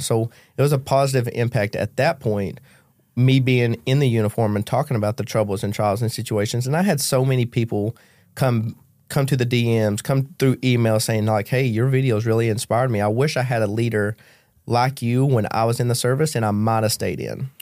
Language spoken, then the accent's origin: English; Kentucky, United States; moved away; I grew up in Macquarie County, Kentucky, dirt poor